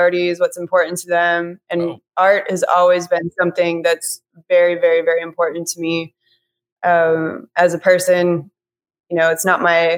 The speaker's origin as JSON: {"language": "English", "town": "Milwaukee", "region": "Wisconsin", "country": "United States", "moved": "as an adult", "lives_now": "Austin, United States", "said": "I'm originally from Milwaukee, Wisconsin. And I came to Austin back in 2018"}